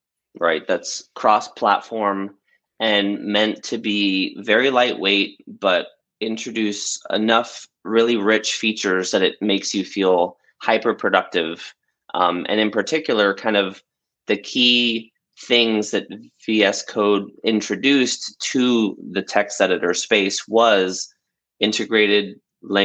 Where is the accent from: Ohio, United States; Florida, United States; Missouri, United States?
Florida, United States; Bradenton; the little town I grew up in Florida, which is called Bradenton.